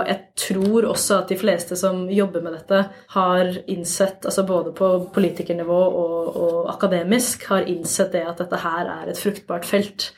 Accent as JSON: {"language": "Norwegian", "region": "Oslo", "country": "Norway", "said": "jeg er jo fra Oslo, jeg bor i Oslo, jeg jobber i Oslo."}